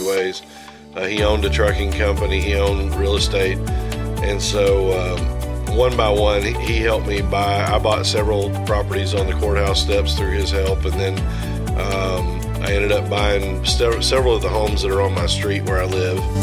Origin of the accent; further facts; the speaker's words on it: North Little Rock, Arkansas, United States; now in Northwest Arkansas, United States; I grew up in North Little Rock